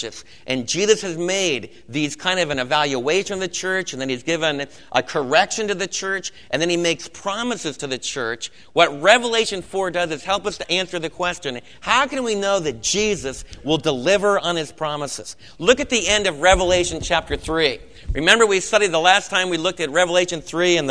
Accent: United States; us as American believers

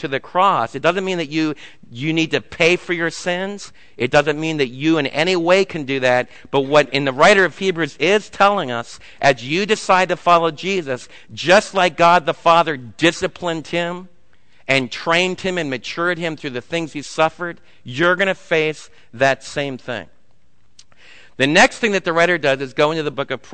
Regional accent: United States; as American parents

